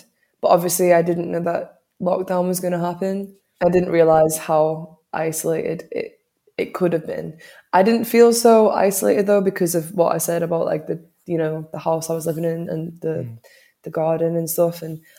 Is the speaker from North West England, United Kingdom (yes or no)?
yes; New Brighton, North West England, United Kingdom; the area that I grew up in New Brighton.